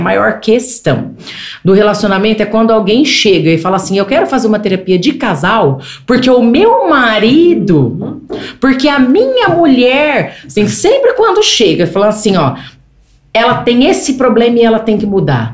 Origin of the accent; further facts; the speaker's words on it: Greater São Paulo, Brazil; Eu fui criada na Grande São Paulo. Eu fui criada em apartamento.